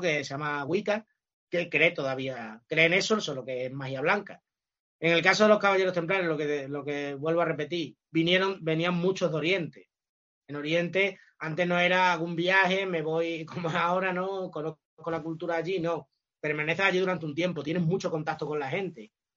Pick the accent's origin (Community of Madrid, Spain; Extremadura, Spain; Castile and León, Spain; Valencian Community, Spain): Extremadura, Spain; Almendralejo; mi pueblo natal, que es, que es Almendralejo